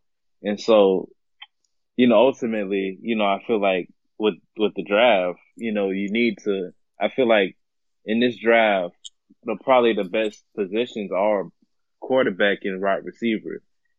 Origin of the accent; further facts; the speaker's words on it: Jacksonville, Florida, United States; I'm actually from the same town. I mean, I'm from Jacksonville as well.